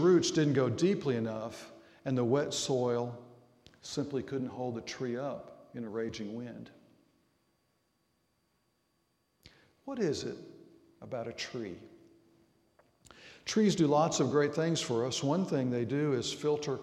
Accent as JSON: {"language": "English", "region": "Arkansas", "country": "United States", "tie": "born or raised there", "moved": "yes", "said": "Growing up in Arkansas"}